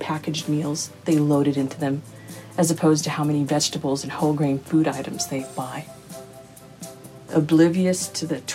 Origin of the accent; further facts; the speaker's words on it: Texas, United States; We Texans